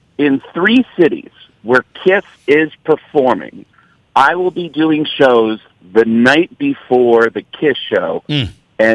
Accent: Mount Vernon, New York, United States; I grew up outside the Bronx in Mount Vernon, New York.

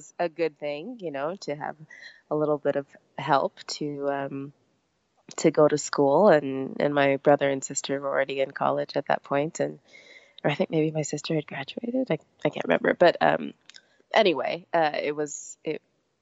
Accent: Laramie, Wyoming, United States; I grew up in Laramie, Wyoming, so we had a pretty small program

